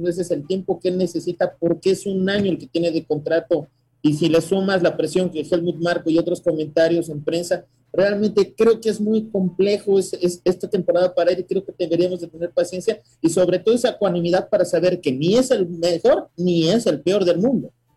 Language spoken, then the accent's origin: Spanish; Mexico